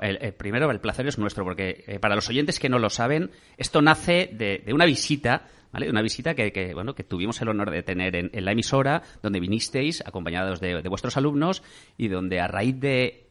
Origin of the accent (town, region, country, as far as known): Valencia, Valencian Community, Spain